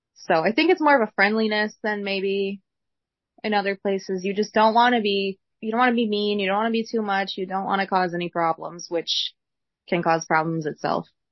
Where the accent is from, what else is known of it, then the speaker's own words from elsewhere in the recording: Wisconsin, United States; I'm from Wisconsin. I've lived here my whole life